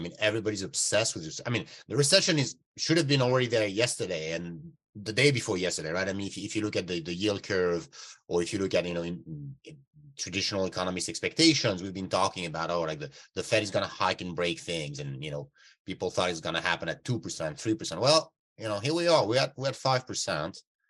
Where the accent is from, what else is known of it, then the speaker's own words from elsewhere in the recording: Canada; Yeah, and I'm a Canadian guy, you know.